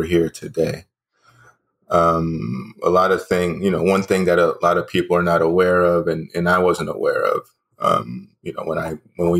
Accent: Dallas, Texas, United States; also born or lived in New Hampshire; I was born in New Hampshire. I've lived in the Dallas area since I was about the age of 3 or 4.

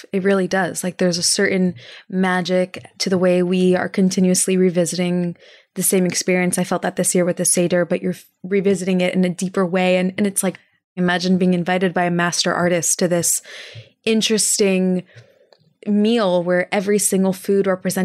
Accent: Texas, United States; I'm from Texas

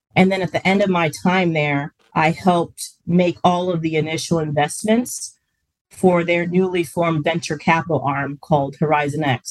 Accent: Springfield, Ohio, United States; moved away; I'm from Springfield

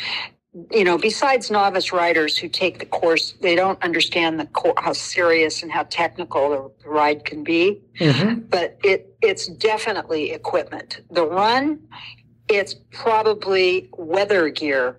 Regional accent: California, United States; I'm from California

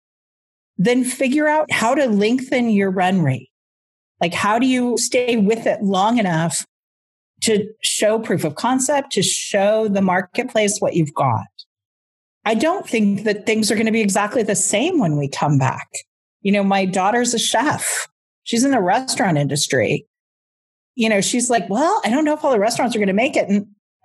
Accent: United States; now in Canada; I'm in Canada, I'm American

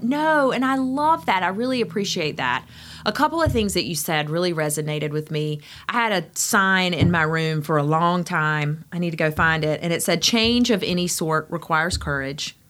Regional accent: Greenville, North Carolina, United States; moved away as an adult; now in Outer Banks, United States; I am from Greenville, North Carolina.

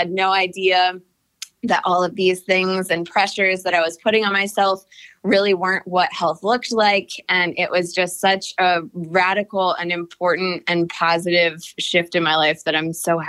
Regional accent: Cleveland, Ohio, United States; now in Atlanta, United States; So I came from Cleveland, Ohio to Atlanta. I just had a total crush on Atlanta.

